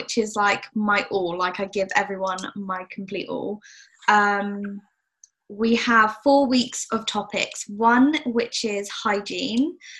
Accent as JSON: {"language": "English", "region": "South West England", "country": "United Kingdom"}